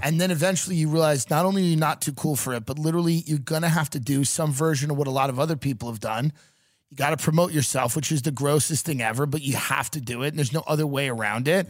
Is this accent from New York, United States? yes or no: yes; New York, United States; moved away; I come from New York.